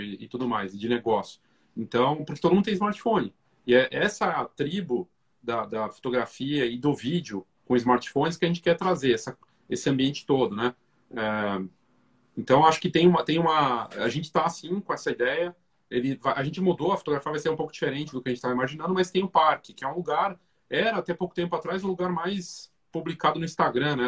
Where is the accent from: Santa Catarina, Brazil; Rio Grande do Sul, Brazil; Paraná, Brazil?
Paraná, Brazil; Curitiba; now in São Paulo, Brazil; eu sou de Curitiba, a gente é de Curitiba, né? mas eu já estou mais tempo em São Paulo hoje